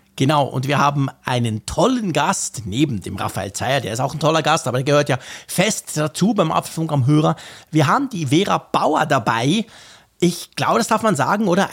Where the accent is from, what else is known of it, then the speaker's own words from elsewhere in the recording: Switzerland; ich bin Schweizer